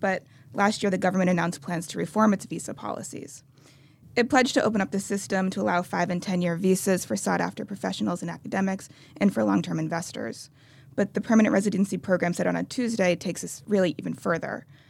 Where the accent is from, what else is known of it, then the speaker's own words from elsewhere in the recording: United States; I'm speaking as an American